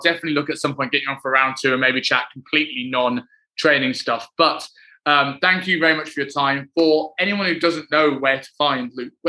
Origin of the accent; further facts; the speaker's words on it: Black Country, West Midlands, United Kingdom; accent: Black Country; moved away; And I've never had a particularly thick black country accent